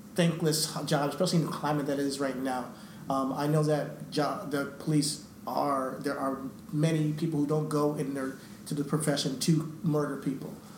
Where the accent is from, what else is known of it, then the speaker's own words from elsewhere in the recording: New York, United States; we're, we from New York